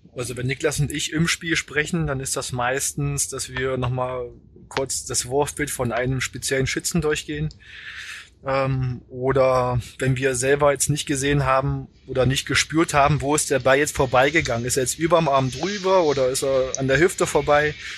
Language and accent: German; Magdeburg, Saxony-Anhalt, Germany; moved away as an adult; now in Kiel, Germany; mit Magdeburg und ähm, das ist natürlich meine Heimat. Ich habe da bin da zur Schule gegangen.